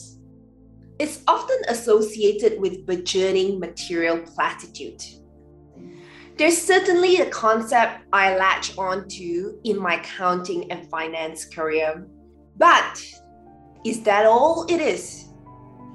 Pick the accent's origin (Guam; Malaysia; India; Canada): Malaysia; Growing up in Malaysia